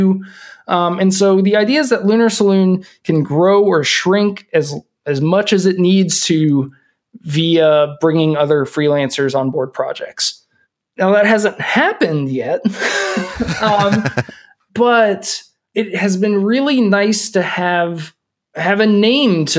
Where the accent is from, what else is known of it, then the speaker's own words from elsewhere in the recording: Kentucky, United States; also born or lived in California; now in Minneapolis, United States; We're both from Kentucky, which doesn't get super cold, but it gets cold when it's Christmas because it should